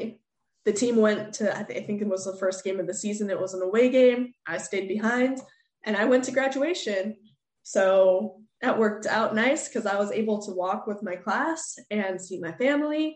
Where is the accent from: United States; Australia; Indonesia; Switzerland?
United States; moved away as an adult; also born or lived in Sweden; growing up in the States